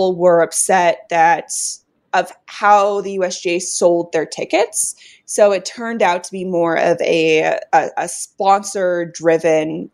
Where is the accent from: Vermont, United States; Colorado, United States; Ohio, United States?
Colorado, United States; I grew up in Colorado